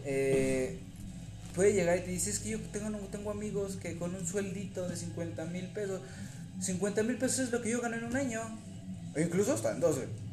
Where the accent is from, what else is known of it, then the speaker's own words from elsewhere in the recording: Mexico; somos mexicanos